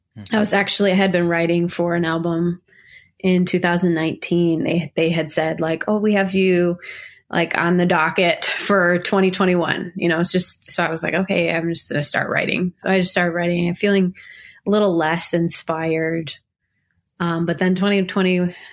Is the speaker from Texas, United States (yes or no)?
no; Niagara Falls, New York, United States; moved away; I grew up in Niagara Falls, New York